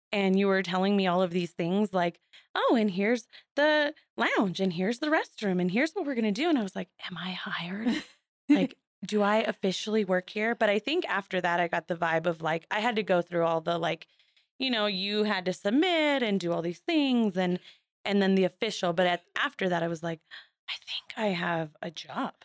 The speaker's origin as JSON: {"language": "English", "town": "Seminole", "region": "Arizona", "country": "United States", "tie": "born or raised there", "also_born_or_lived": "Douglas, Arizona / Sierra Vista, Arizona / Flagstaff, Arizona", "said": "Grew up in Seminole, moved to Sierra Vista, and then moved to Flagstaff for twelve years"}